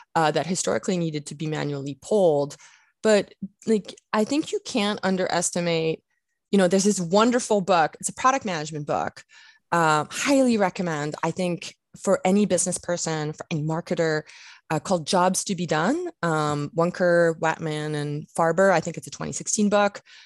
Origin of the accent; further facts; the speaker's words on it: France; moved away; I grew up in France